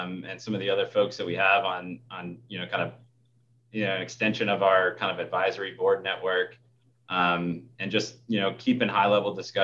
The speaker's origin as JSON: {"language": "English", "area": "Warren County", "region": "New Jersey", "country": "United States", "tie": "born or raised there", "moved": "yes", "lives_now": "Pennsylvania, United States", "said": "I grew up in Warren County, New Jersey, which is, you know, just across the river, from where I'm at in Pennsylvania"}